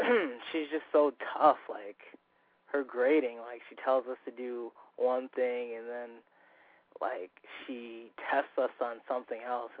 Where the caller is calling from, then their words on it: Southington, Connecticut, United States; I'm calling from Southington, Connecticut.